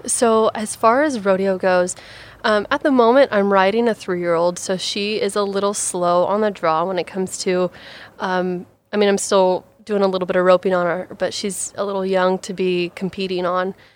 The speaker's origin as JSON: {"language": "English", "town": "Ethel", "region": "Washington", "country": "United States", "tie": "born or raised there", "also_born_or_lived": "Vancouver, Washington", "said": "born and raised on a dairy farm, um, originally starting down in Vancouver, Washington. Um, my dad got into dairy farming, had to pick up and move the entire dairy up into the raging, booming town of Ethel, Washington, where I say, \"Oh, yeah, I'm from Ethel"}